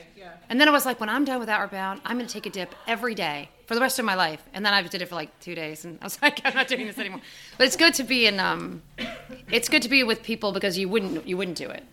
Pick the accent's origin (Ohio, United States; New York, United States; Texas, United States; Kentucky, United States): New York, United States; I'm from New York, where there's no there aren't mountains really nearby